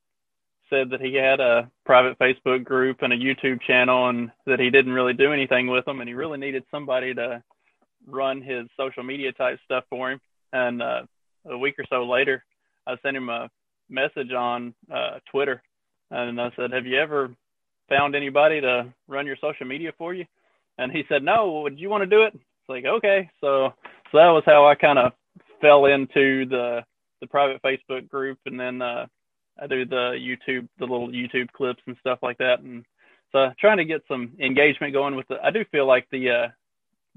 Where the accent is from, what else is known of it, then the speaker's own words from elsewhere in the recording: Kentucky-Tennessee state line, the South, United States; accent: Southern; also born or lived in Arkansas / Mississippi; now in Indiana, United States; I'm from the Kentucky-Tennessee state line originally